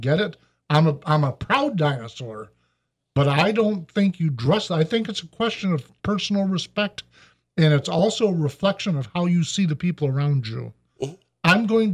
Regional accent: Michigan, United States; I'm from Michigan

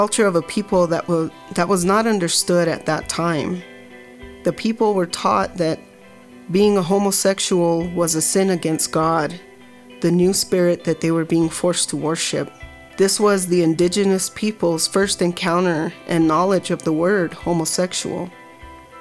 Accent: Ohkay Owingeh, New Mexico, United States; I come from Ohkay Owingeh, known as Village of the Strong

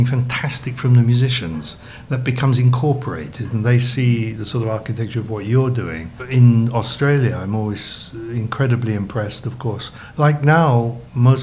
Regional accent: England, United Kingdom; moved away as an adult; I was born in England, you know, and studied music very early in a little town that had an amateur orchestra

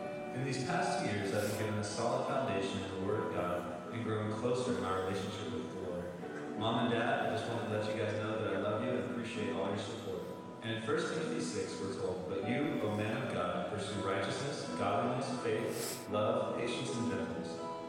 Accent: Gulf Breeze, Florida, United States; I'm from Gulf Breeze, Florida.

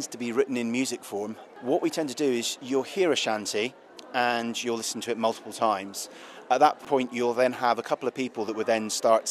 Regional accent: Cornwall, South West England, United Kingdom; I'm Cornish, and I class really, I suppose, the shanties as part of my heritage

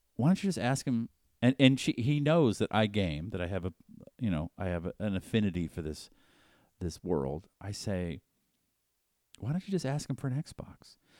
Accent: Boston, Massachusetts, United States; I grew up in Boston, and all we were taught in high school, in elementary through high school, was England bad.

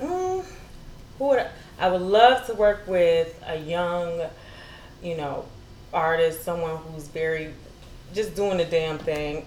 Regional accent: Detroit, Michigan, United States; moved away as an adult; also born or lived in Miami / Atlanta; now in California, United States; I grew up in Detroit, Michigan

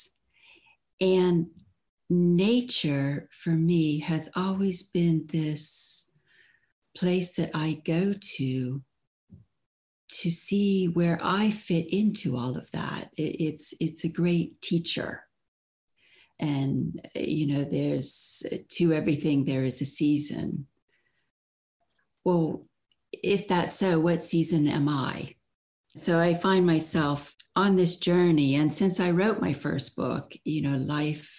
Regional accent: Florida, United States; moved away as an adult; also born or lived in Chicago, Illinois / Gainesville, Florida; now in London, United Kingdom; we moved to Florida when I was six

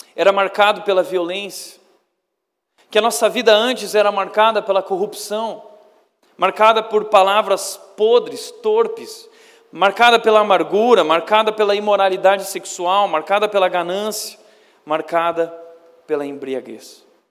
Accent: Brazil

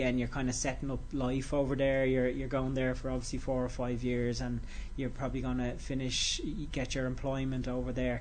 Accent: Dublin, Leinster, Ireland; also born or lived in Cork; I grew up in Finglas

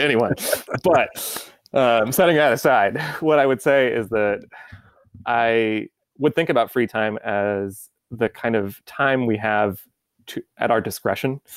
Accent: United States; as an American

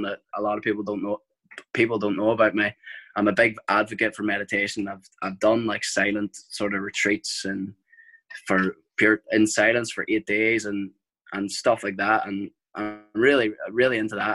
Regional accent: Ireland; we're Irish

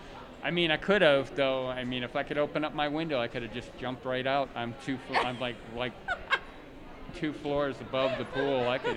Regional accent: Camp Pendleton, California, United States; I was born on Camp Pendleton Marine Base.

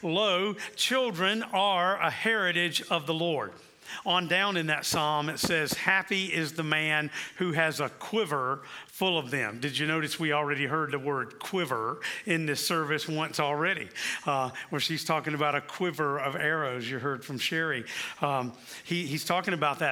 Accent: South Carolina, United States; moved away; also born or lived in Kansas City; growing up in the Church of the Nazarene in South Carolina

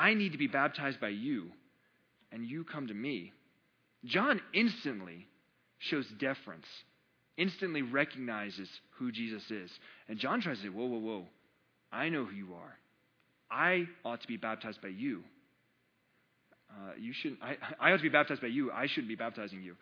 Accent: North Carolina, United States; I'm from North Carolina

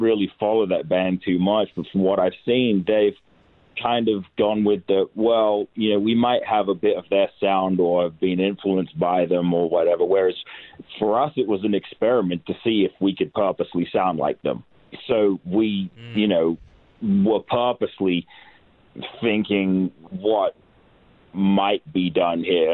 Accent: England, United Kingdom; now in between Las Vegas and Los Angeles, United States; I am English

